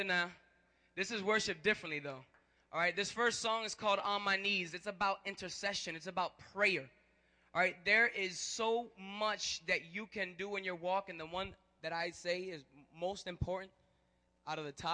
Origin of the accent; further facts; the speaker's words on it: Chicago, Illinois, United States; I'm actually from Chicago, born and raised from here